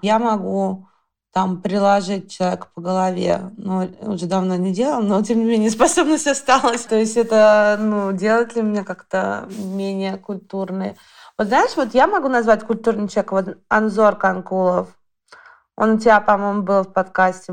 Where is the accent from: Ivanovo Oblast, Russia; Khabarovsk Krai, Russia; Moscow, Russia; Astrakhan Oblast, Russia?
Moscow, Russia; я родом из Алтуфьева.